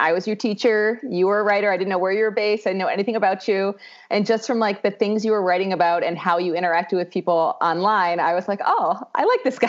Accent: Rhode Island, United States; I grew up in Rhode Island, which is the smallest state

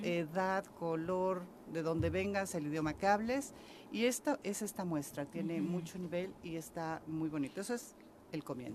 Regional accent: Mexico City, Mexico; moved away as an adult; now in Cuernavaca, Mexico; yo soy de la Ciudad de México.

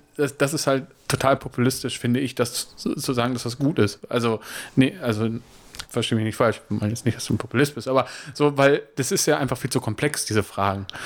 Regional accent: Germany; ich bin Deutscher

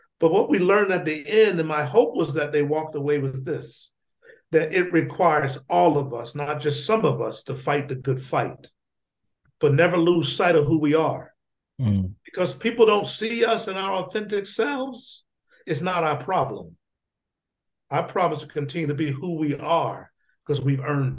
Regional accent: Union, South Carolina, United States; Born in a small town called Union, South Carolina. I lived there with my brothers and sisters, my cousins, my aunts, my uncles, and my grandmother.

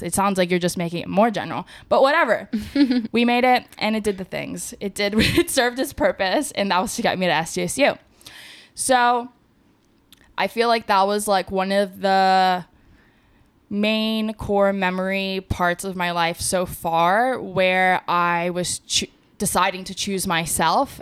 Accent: Las Vegas, Nevada, United States; moved away as an adult; also born or lived in San Diego; I'm from Vegas

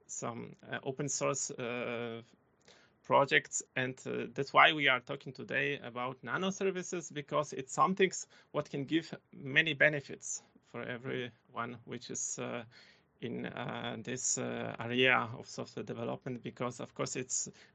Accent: Poland; English is a second language; moved away as an adult; now in Germany; I am coming from Poland. I was living in village

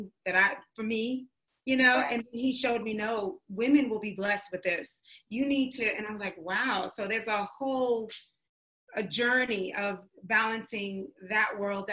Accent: New York City, New York, United States; My mom's from North Carolina, but she raised me in New York City

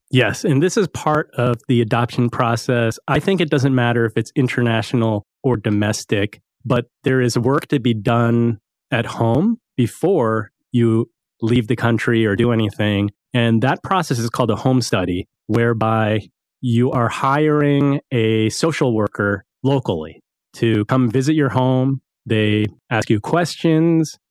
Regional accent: East Coast, United States; I grew up on the East Coast.

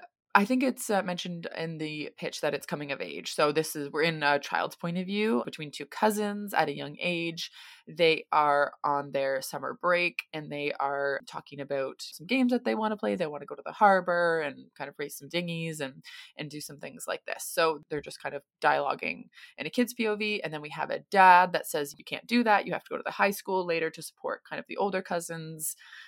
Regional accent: United States; now in Sydney, Australia; I'm an American currently living in Sydney, Australia, and this would be my publishing debut.

